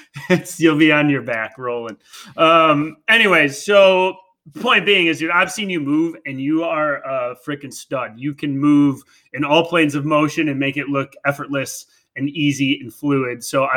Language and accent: English; Wisconsin, United States; I'm from Wisconsin. I ran the Wisconsin system.